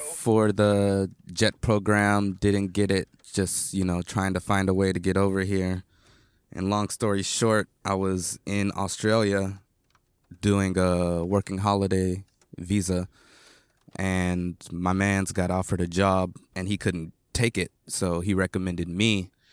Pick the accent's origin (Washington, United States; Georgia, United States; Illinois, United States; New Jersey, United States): Georgia, United States; Atlanta; moved away as an adult; also born or lived in Tochigi, Japan; now in Tokyo, Japan; I'm from Atlanta, you know, ish. Like, my family lives outside of Atlanta